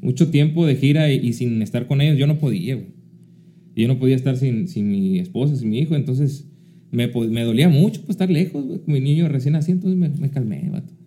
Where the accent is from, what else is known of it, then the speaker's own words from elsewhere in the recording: Querobabi, Sonora, Mexico; moved away; also born or lived in Hermosillo, Sonora; La viví ahí, en Querobavi. Y yo digo, pues no, pues de ahí somos de Querobavi.